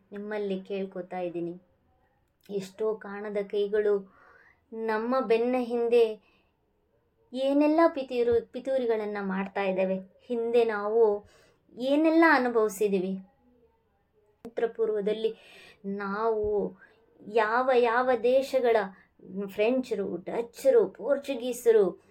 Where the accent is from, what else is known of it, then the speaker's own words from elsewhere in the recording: India; ನಾವೆಲ್ಲರೂ ಭಾರತೀಯರೇ